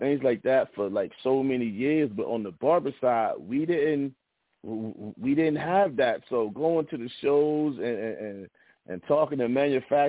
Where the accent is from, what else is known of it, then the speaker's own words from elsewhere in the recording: Columbus, Ohio, United States; I'm from Columbus, Ohio